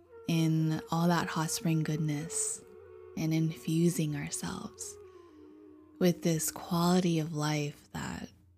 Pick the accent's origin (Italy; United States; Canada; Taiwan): Taiwan; I'm from Taiwan